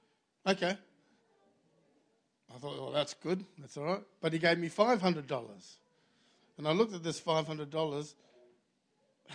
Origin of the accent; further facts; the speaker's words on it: Australia; I was from Australia.